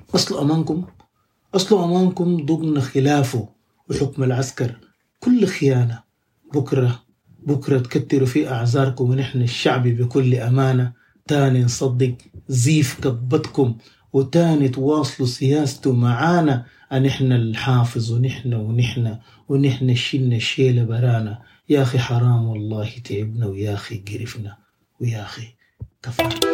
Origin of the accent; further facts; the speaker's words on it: Sudan; moved away as an adult; now in Birmingham, United Kingdom; احنا سودانيين